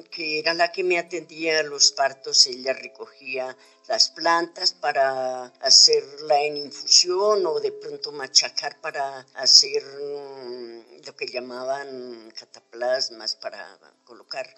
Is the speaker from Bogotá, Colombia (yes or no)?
no; Socotá, Boyacá, Colombia; also born or lived in Quiba Baja, Ciudad Bolívar, Bogotá; now in Bogotá, Colombia; Yo estudié en la escuela rural de Comezabao, municipio de Socotá, Boyacá.